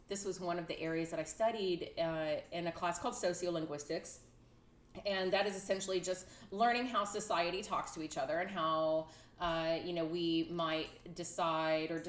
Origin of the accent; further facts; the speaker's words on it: Texas, United States; I am from Texas.